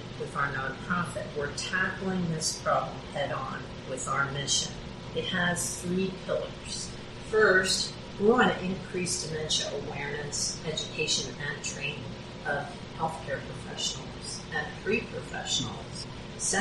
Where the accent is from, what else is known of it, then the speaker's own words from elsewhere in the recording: Morgan Hill, California, United States; We're all from Morgan Hill, and we're very active in the community.